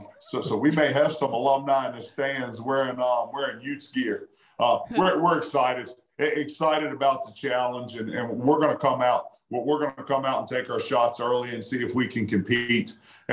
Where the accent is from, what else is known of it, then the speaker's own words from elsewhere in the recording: Virginia, United States; moved away as an adult; I took a job at Southern Virginia University in my home state, because that's an LDS community.